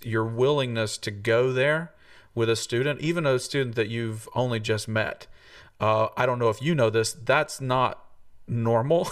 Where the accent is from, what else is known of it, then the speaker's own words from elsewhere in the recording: Tennessee, United States; moved away as an adult; came to come back to my home state and plug into this wonderful university